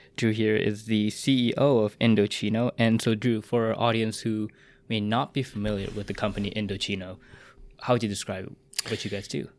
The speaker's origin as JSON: {"language": "English", "town": "Vancouver", "region": "British Columbia", "country": "Canada", "tie": "born or raised there", "said": "my hometown here in Vancouver"}